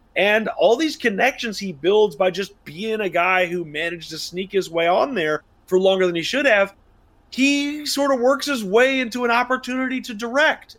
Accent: United States; as an American

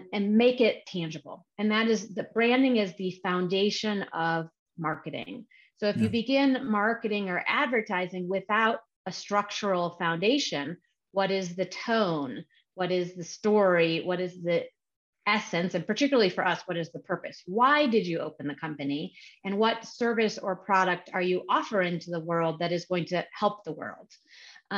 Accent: Chicago, Illinois, United States; moved away as an adult; also born or lived in California; I was born and raised in Chicago

